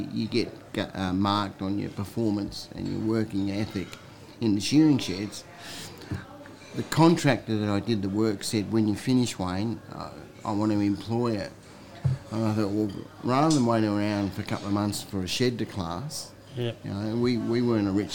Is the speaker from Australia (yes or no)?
yes; Morphett Vale, South Australia, Australia; also born or lived in Victoria; I grew up south of Adelaide, a place called Morpha Vale